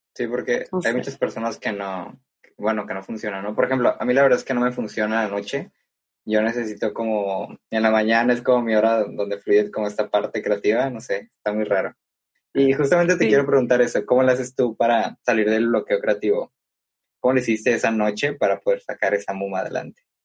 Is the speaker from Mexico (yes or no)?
yes; Mexico; also born or lived in Tepic, Nayarit; nos decimos que somos mexicanos